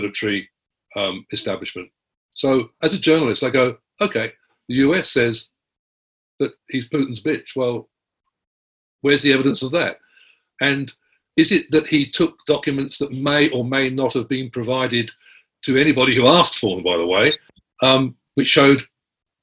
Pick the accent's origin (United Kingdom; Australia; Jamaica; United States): Australia